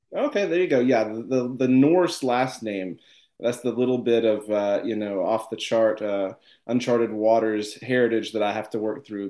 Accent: Tennessee, United States; I'm from Tennessee

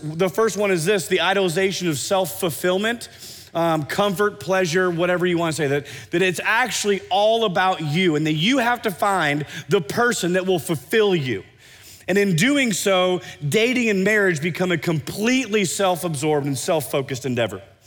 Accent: Iowa, United States; now in Oklahoma City, United States; I grew up in Iowa

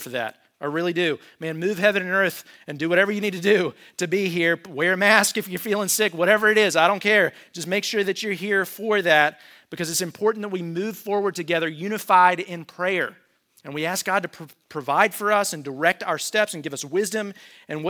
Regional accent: United States; as an American

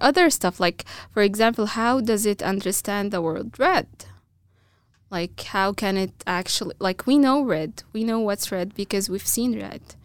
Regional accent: Egypt; first language Arabic; English is a second language; moved away as an adult; now in Boise, United States; I'm, I'm, uh, originally from Egypt

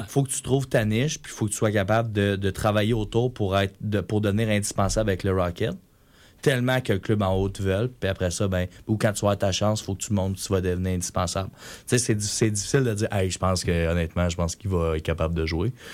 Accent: Quebec, Canada; moi en tant que Québécois

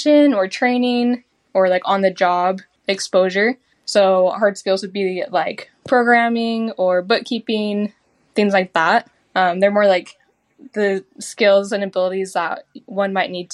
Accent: Utah, United States; I grew up in Utah, you know, around the mountains up there

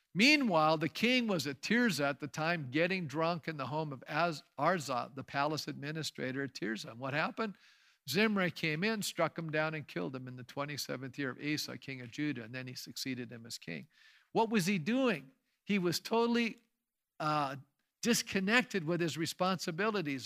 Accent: Canada; As Canadians today

